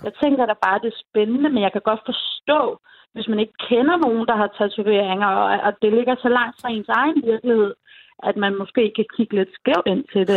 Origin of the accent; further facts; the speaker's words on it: Bosnia & Herzegovina; now in Denmark; Altså, jeg er faktisk fra Bosnien